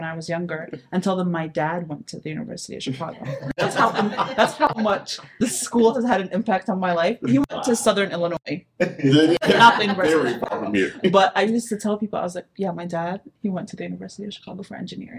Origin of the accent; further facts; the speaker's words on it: Jordan; moved away as an adult; I'm from Jordan, and I grew up in Jordan, right? Oh, wow. And then I moved here for college, and I went to ISU.